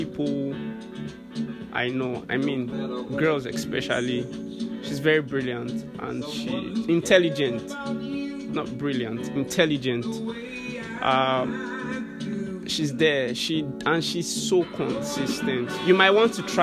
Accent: Nigeria

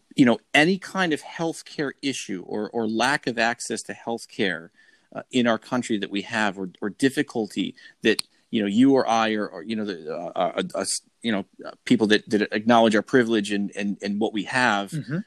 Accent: Rochester, New York, United States; in my hometown of Rochester

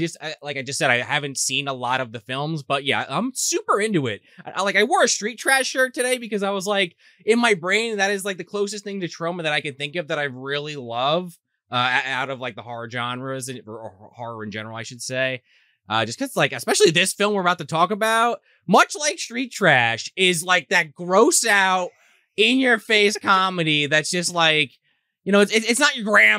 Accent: New Jersey, United States

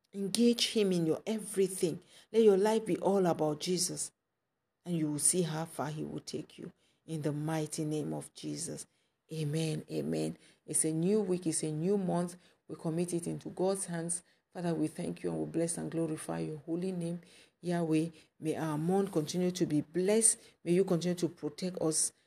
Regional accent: Kumba, Cameroon; my hometown in Cameroon, Nkumba

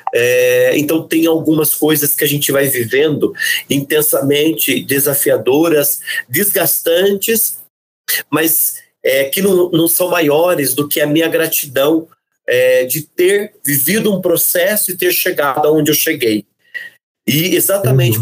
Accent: Caçapava, São Paulo, Brazil; sou de Caçapava

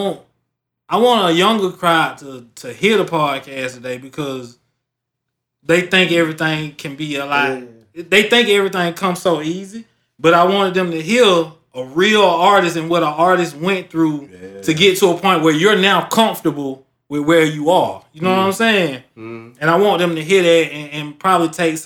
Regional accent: Griffin, Georgia, United States; I was from Griffin

